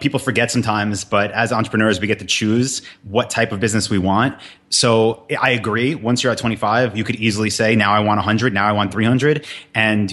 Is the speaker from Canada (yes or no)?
no; New York, United States; moved away; I'm from New York.